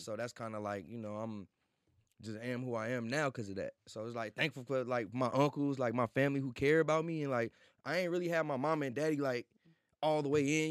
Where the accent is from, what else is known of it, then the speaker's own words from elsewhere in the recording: St. Louis, Missouri, United States; moved away; also born or lived in Atlanta; I'm from Saint Louis, born and raised